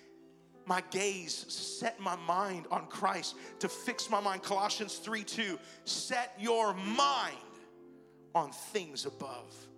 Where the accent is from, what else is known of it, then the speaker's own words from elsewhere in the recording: Hawaii, United States; I'm Italian, yet I was born and raised in Hawaii